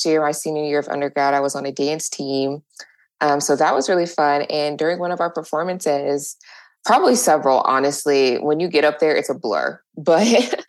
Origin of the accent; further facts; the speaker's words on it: Toledo, Ohio, United States; moved away as an adult; also born or lived in Columbus, Ohio; I'm originally from Toledo, Ohio, which is right on the border of Ohio and Michigan